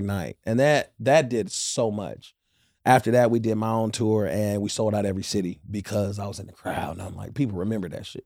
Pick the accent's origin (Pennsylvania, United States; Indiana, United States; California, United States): California, United States; Inglewood; I'm from the Top Side in Inglewood